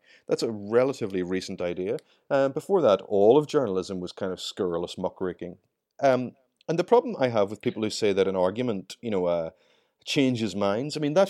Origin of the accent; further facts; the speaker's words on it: Ireland; accent: Irish; I mean, you can tell from my accent, I'm Irish, and I grew up during the waning years of the conflict in Ireland.